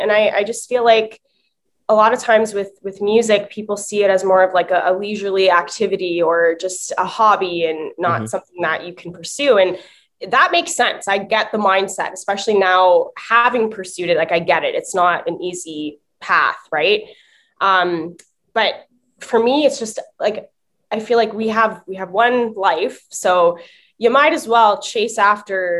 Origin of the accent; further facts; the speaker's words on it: Windsor, Ontario, Canada; now in Toronto, Canada; I'm originally from Windsor. I'm now based in Toronto, Ontario, but I was originally from Windsor and I was born into a musical family, which was really cool for me growing up